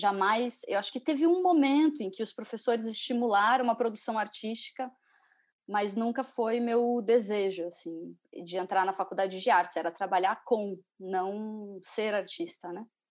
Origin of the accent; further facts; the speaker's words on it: Curitiba, Paraná, Brazil; eu sou de Curitiba